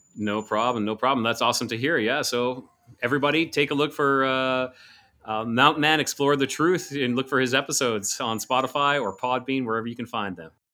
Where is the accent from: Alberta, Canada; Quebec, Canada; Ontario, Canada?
Alberta, Canada; Calgary; moved away; I'm originally from, uh, Alberta, the province of Alberta